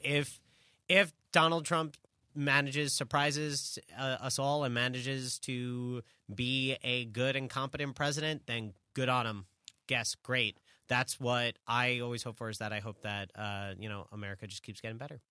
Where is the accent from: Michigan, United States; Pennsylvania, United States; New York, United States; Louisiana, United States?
New York, United States; as a New Yorker